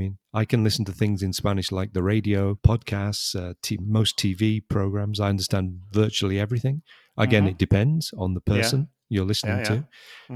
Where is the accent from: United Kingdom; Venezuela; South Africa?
United Kingdom; England; accent: English; We have English accents because we're from England, from different parts of England.